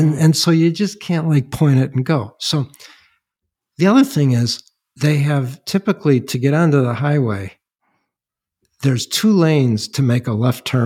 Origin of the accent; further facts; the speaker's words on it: Midwest, United States; moved away as an adult; also born or lived in Manhattan, New York; I grew up in the Midwest